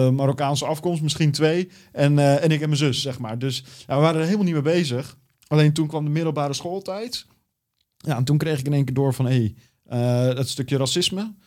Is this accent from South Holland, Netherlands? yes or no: yes; Valkenburg, South Holland, Netherlands; also born or lived in Almenara, Brazil / Belo Horizonte, Brazil; ben ik terechtgekomen in het o zo mooie Valkenburg